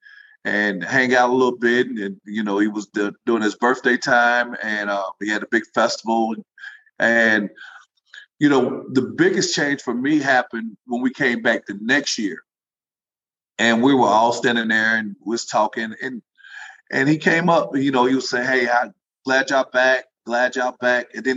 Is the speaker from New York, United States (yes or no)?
no; Kentucky, United States; moved away as an adult; also born or lived in Jacksonville, Alabama / Athens, Tennessee / Houston, Texas; I'm actually from Kentucky